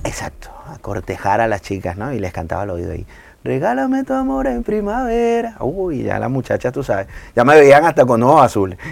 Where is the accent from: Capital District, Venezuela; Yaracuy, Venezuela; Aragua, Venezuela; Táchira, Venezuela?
Aragua, Venezuela; Maracay; now in Valencia, Spain; Yo soy de Maracay